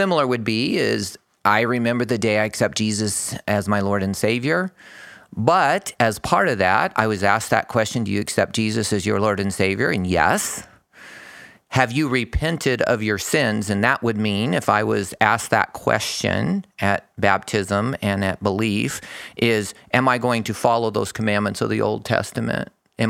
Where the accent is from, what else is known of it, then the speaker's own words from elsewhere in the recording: Phoenix, Arizona, United States; I grew up in down in Phoenix, pretty close to where I work. So I'm a native of Arizona. I'm used to the heat.